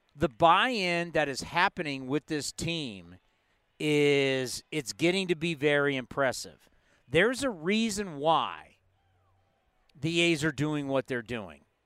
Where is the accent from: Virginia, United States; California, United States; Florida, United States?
California, United States; San Diego; moved away; I grew up in San Diego